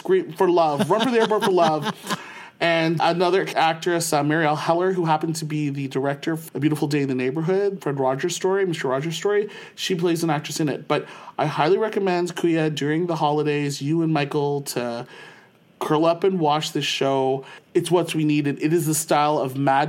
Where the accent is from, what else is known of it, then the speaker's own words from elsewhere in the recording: St. Catharines, Ontario, Canada; moved away as an adult; now in Ottawa, Canada; born and raised in St. Catharines, Ontario, and now living in our nation's capital of Ottawa